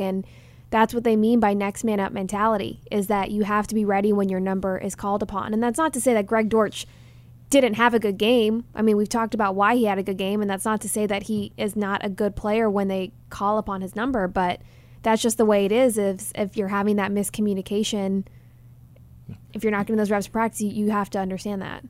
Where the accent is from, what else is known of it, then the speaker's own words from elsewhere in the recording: Dallas, Texas, United States; growing up in Dallas